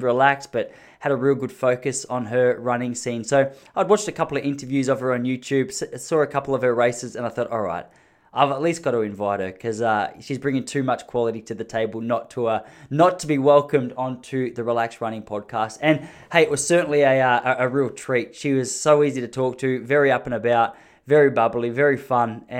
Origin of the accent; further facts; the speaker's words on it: Gippsland, Victoria, Australia; I'm from a place in Victoria in Australia called Gippsland, which is sort of country Victoria.